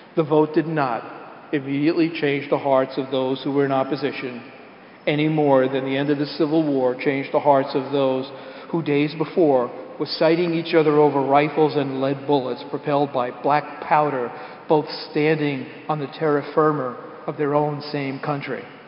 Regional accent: New York City, New York, United States; we're from the Bronx

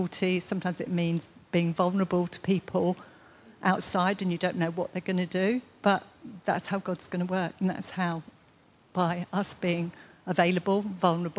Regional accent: United Kingdom; being British

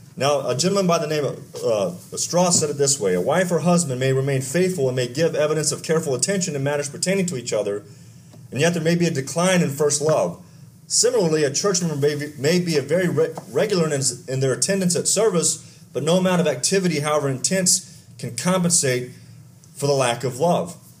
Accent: Texas, United States; I grew up in Texas

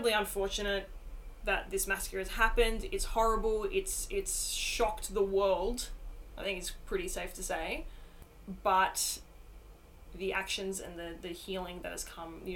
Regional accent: Australia; as an Australian person

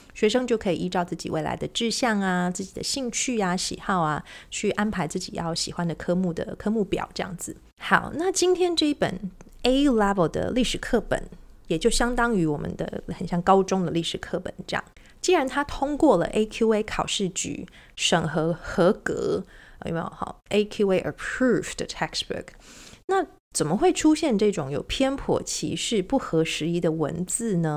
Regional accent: Taiwan; 我们在台湾长大

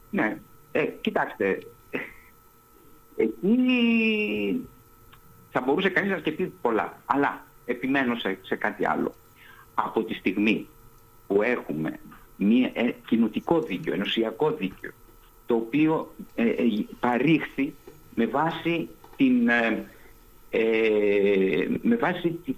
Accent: Greece; σαν Έλληνας γιατί νιωθω

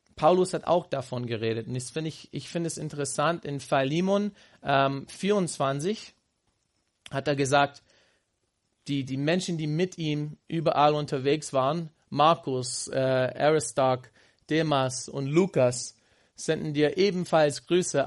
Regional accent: Houston, Texas, United States; German is a second language; moved away as an adult; meine Heimat gefragt haben in Houston

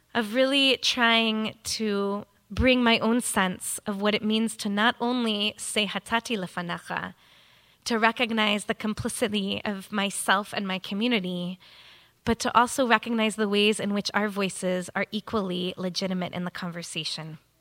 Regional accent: United States; as an American Reformed female rabbi

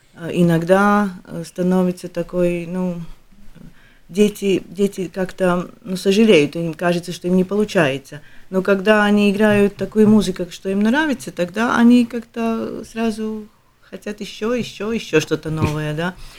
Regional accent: Latvia; мы из Латвии

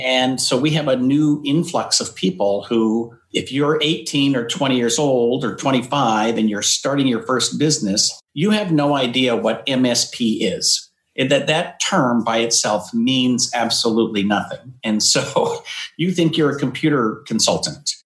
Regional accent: Yakima, Washington, United States; also born or lived in North Dakota; now in California, United States; I was born in North Dakota, but moved, I think I was three, we moved to Washington State. So I was okay. raised in, in Eastern Washington in a town called Yakima

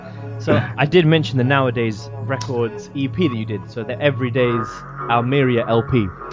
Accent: London, United Kingdom; born or raised there

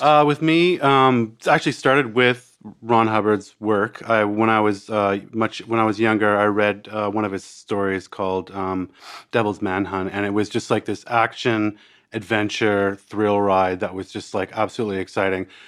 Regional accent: Canada; accent: Canadian; moved away as an adult; now in Australia; I'm a, I'm a Canadian that, uh, also, uh, a, Australian

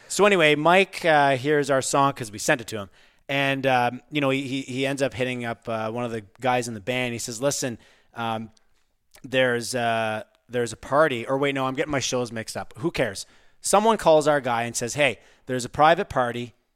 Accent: Pembroke, Ontario, Canada; we were born and raised in Pembroke, Ontario and played hockey

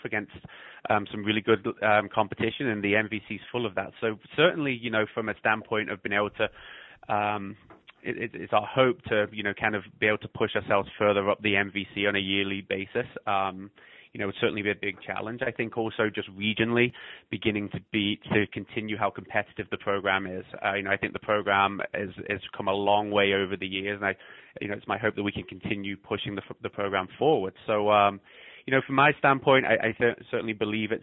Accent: England, United Kingdom; moved away as an adult; also born or lived in Scotland / Ohio / North Dakota; now in Iowa, United States; I was born in Scotland, grew up in England, and I moved over here when I was 19 to go to college in Ohio.

